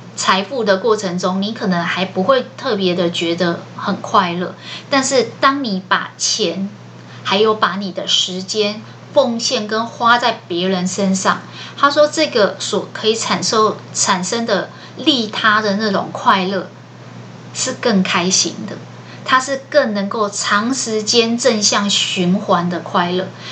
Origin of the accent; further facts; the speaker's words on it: Taiwan; 我们台湾人